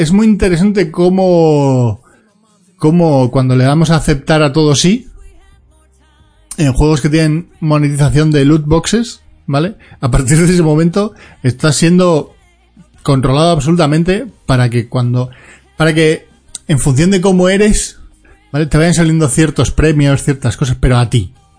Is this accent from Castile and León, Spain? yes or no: no; Galicia, Spain; me queda mi tierra amada, no, no porque sí, sino porque si no me pegan una toba, que es Galicia